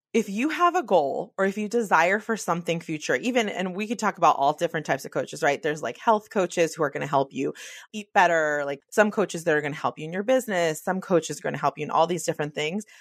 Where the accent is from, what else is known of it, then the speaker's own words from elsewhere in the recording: the Bay Area, California, United States; I'm from the Bay